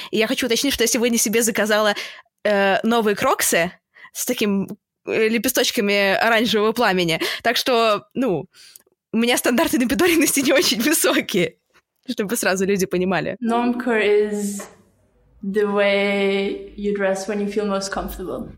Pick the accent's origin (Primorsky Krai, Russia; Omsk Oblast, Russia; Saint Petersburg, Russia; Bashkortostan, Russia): Saint Petersburg, Russia; мы оба из Питера